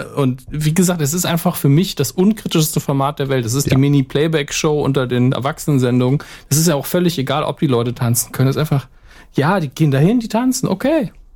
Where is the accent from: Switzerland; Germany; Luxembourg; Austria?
Germany; Saarland; als Deutscher, gerade als Saarländer